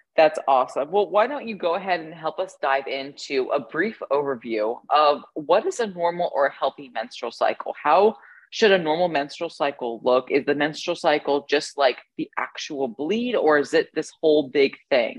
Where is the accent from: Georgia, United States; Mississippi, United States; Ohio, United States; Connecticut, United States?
Ohio, United States; I grew up in the Midwest as well, specifically Ohio